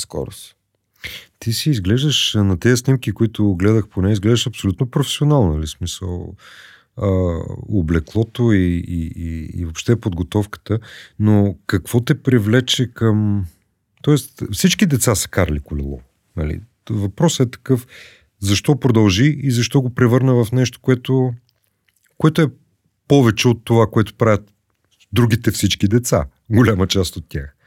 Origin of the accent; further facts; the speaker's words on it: Plovdiv, Plovdiv Province, Bulgaria; съм плодивчанин